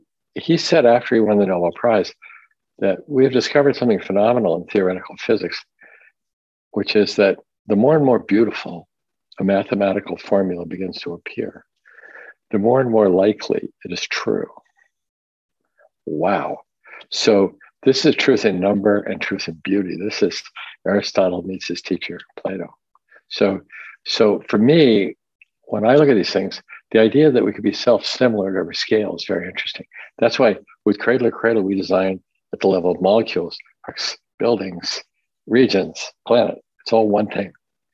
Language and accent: English; Hong Kong; also born or lived in Tokyo, Japan / Washington, United States; I was born in Tokyo, and I grew up mostly in Hong Kong and in the Puget Sound, Washington State.